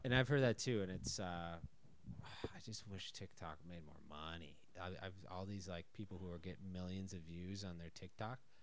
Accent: Minnesota, United States; moved away as an adult; also born or lived in Chicago / New York; now in Texas, United States; born and raised in Minnesota

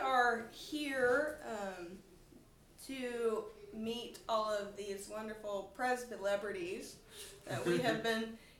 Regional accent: Arkansas, United States; now in Utah, United States; I grew up in Arkansas, and I now live in Utah, but I will be moving to Atlanta very soon

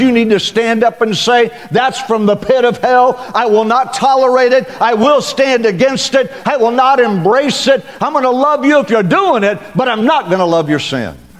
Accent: Western Oklahoma, United States; moved away; I came from Western Oklahoma

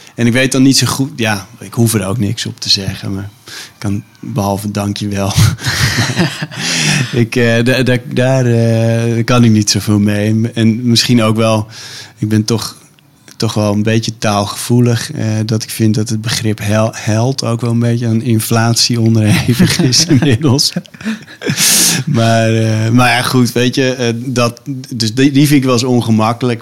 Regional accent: Stiens, Friesland, Netherlands; moved away; ik heb als kind in Stiens gewoond

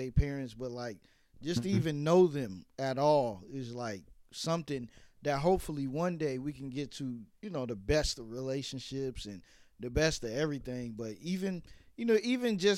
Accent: New York City, New York, United States; now in Atlanta, United States; I'm from Brooklyn

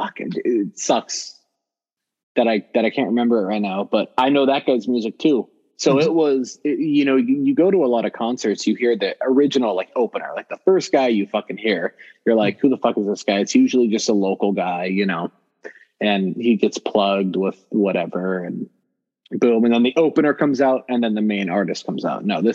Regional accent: Compton, California, United States; growing up in Compton

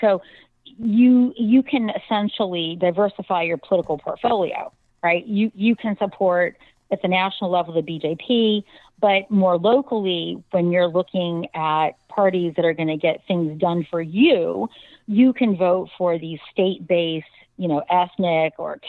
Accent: United States; also born or lived in California; as an American

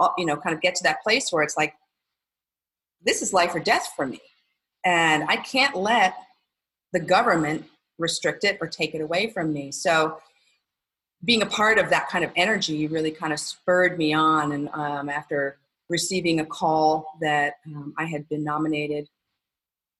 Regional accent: New York, United States; moved away; I grew up in New York

